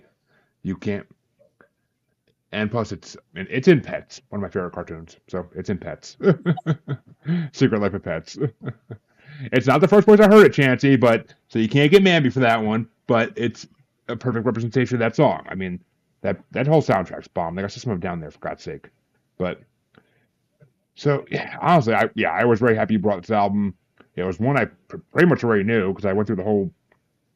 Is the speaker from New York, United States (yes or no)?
yes; New York, United States; I'm from New York